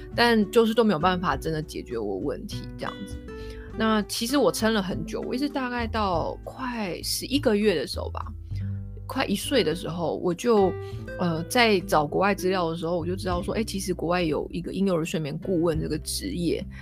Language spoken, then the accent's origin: Chinese; Kaohsiung, Taiwan; moved away as an adult; also born or lived in Taipei / United States; now in London, United Kingdom; 那我高雄人，我就搬回高雄